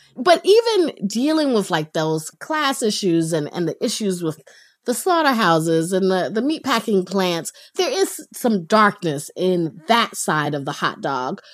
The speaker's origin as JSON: {"language": "English", "region": "North Carolina", "country": "United States", "tie": "born or raised there", "said": "I grew up in North Carolina"}